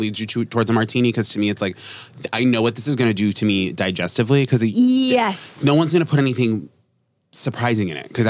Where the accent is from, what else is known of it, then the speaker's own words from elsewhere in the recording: Cranston, Rhode Island, United States; I am from Cranston.